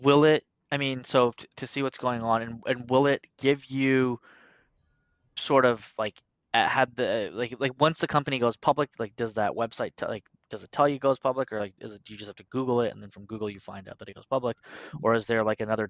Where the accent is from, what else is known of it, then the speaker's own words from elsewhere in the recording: Canada; I'm also Canadian